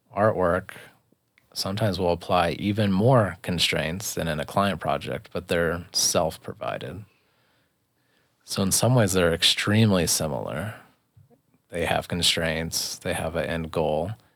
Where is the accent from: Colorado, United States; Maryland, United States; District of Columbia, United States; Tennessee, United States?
Colorado, United States; Boulder; now in Lyons, United States; I'm born and raised in Boulder